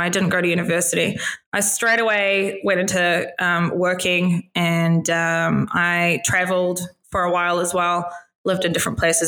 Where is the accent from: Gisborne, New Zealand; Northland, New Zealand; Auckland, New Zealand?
Auckland, New Zealand; moved away; I was born and raised in New Zealand, to parents who immigrated